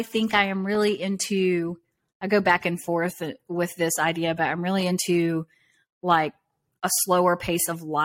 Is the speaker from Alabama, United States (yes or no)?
yes; Southern Alabama, United States; I grew up in Southern Alabama, kind of in a really rural backwoods kind of area